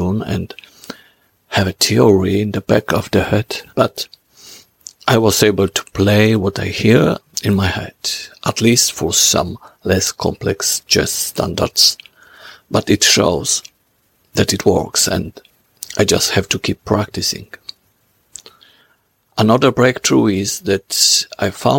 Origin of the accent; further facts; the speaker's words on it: Poland; I'm from Poland.